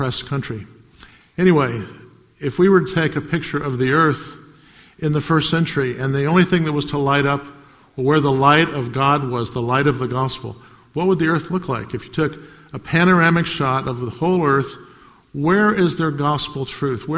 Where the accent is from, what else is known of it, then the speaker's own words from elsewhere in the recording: United States; I grew up in America